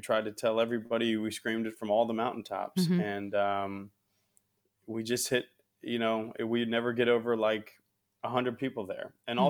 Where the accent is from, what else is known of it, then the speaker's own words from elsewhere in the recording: Midwest, United States; now in Arizona, United States; I think that I commented earlier that I'm from the Midwest, right? I came to Arizona from the Midwest.